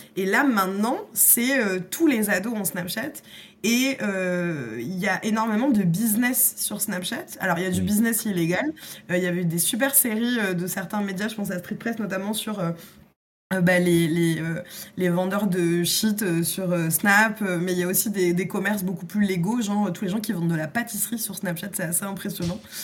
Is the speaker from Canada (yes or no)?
no; France; en tant que Français